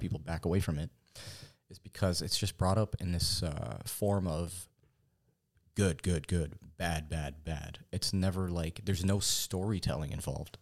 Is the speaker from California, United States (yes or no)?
yes; Fountain Valley, California, United States; also born or lived in Corona, California; born in Fountain Valley, California, actually. Um, we reside in Corona, California